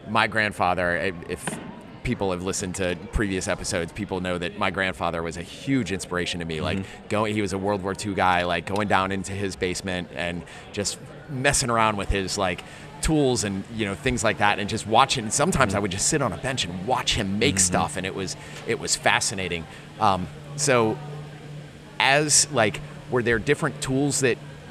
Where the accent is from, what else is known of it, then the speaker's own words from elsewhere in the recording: Chevy Chase, Maryland, United States; I grew up in Chevy Chase, Maryland.